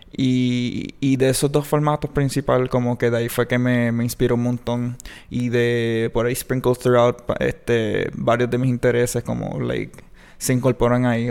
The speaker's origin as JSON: {"language": "Spanish", "town": "Mayagüez", "country": "Puerto Rico", "said": "soy de aquí de Mayagüez"}